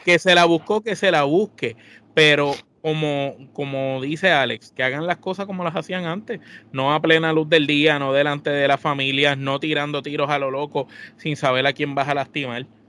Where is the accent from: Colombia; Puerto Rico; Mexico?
Puerto Rico; San Juan; todos nosotros los integrantes de la Trifulca, pues somos puertorriqueños criados y nacidos en el viejo San Juan, Puerto Rico